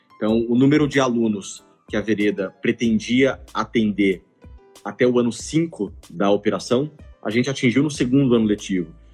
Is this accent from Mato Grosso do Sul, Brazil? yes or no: yes; Campo Grande, Mato Grosso do Sul, Brazil; moved away as an adult; now in São Paulo, Brazil; E eu mudei para São Paulo para fazer faculdade. Eu sou de Campo Grande, Mato Grosso do Sul